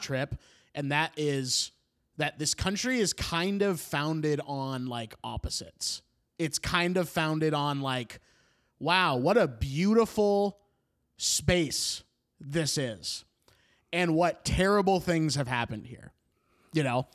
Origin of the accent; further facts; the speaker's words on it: Beaverton, Oregon, United States; my hometown of Beaverton